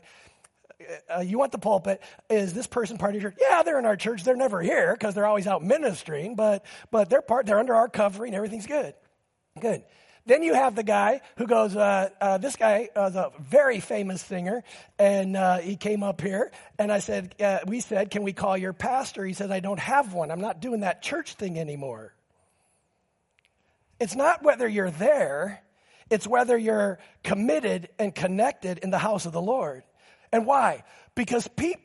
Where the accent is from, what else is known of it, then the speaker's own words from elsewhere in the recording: Alaska, United States; from Alaska